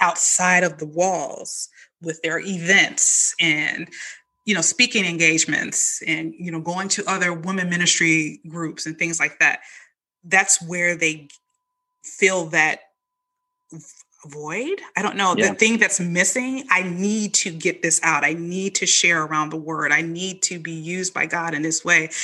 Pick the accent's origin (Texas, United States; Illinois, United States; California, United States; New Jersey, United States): Illinois, United States; Chicago; moved away; also born or lived in the South; when I grew up in Chicago